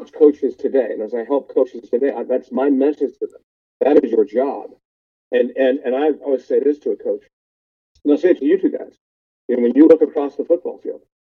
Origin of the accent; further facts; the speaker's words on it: Columbus, Ohio, United States; moved away as an adult; also born or lived in Los Angeles; I grew up in Columbus, Ohio, went to Ohio State my first year